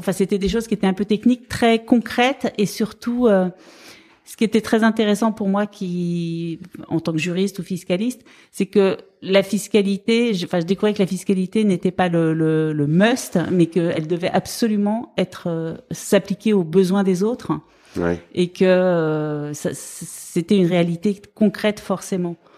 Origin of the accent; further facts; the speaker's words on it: Brittany, France; also born or lived in Rennes / Dijon; now in Paris, France; je viens de Bretagne